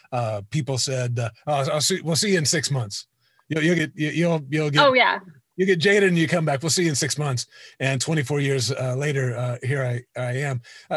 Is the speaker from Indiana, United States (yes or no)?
yes; Greenwood, Indiana, United States; I'm from Greenwood, Indiana.